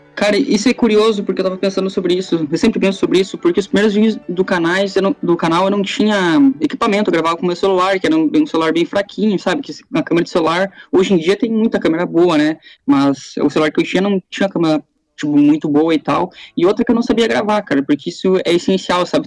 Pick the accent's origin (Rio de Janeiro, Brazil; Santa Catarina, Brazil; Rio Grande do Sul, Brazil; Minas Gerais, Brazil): Rio Grande do Sul, Brazil; Passo Fundo; moved away as an adult; now in Ireland; Eu sou de Passo Fundo também, sou de outra cidade, na verdade, do Rio Grande do Sul, mas eu era de Passo Fundo